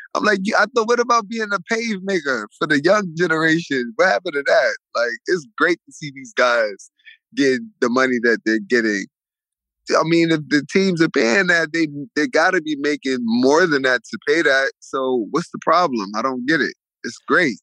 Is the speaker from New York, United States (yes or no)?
yes; New York City, New York, United States; I grew up. I'm from New York. I'm from Coney Island.